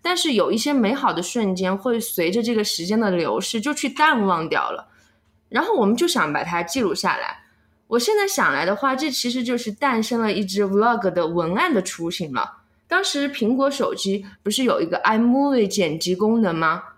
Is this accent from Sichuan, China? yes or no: yes; Chengdu, Sichuan, China; accent: Chengdu dialect; first language Chengdu dialect; 最近呀、有很多朋友说想听我说四川方言，所以今天我将和大家聊一聊我的母语成都话。